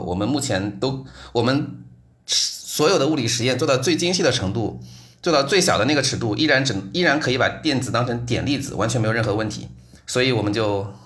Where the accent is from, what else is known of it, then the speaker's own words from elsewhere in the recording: Nanjing, Jiangsu, China; moved away as an adult; also born or lived in Xi'an; now in Darmstadt, Germany; 高考的时候我是南京人